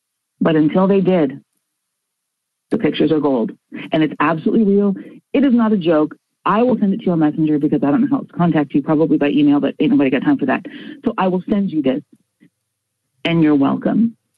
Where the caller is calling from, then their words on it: Fredericton, New Brunswick, Canada; I'm calling from Fredericton, New Brunswick. It's in Canada.